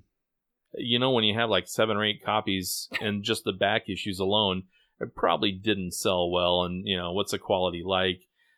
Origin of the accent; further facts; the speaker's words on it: Midwest, United States; as a Midwesterner, I certainly enjoyed it.